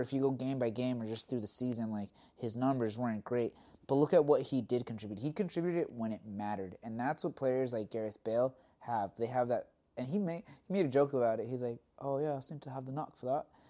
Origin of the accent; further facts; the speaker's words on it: Southern California, United States; us growing up in California